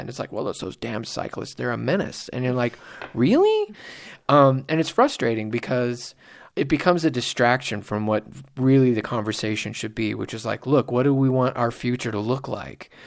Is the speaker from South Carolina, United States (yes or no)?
no; Simi Valley, California, United States; growing up in Simi Valley